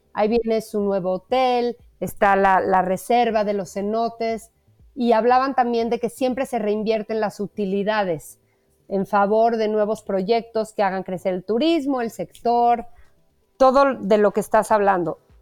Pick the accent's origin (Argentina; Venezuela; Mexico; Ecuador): Mexico; como mexicanos